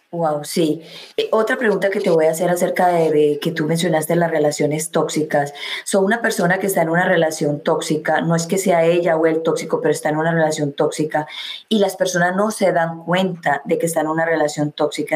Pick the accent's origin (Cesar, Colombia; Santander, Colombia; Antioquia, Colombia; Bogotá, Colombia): Antioquia, Colombia; Medellín; moved away; soy de Medellín, Colombia.